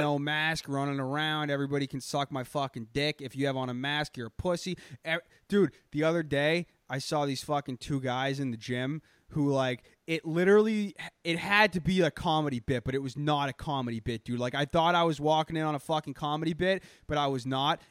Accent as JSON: {"language": "English", "town": "Boston", "region": "Massachusetts", "country": "United States", "accent": "Boston"}